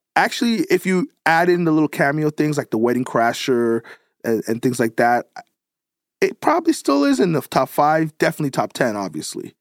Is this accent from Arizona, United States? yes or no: no; New York, United States; I'm, I'm from New York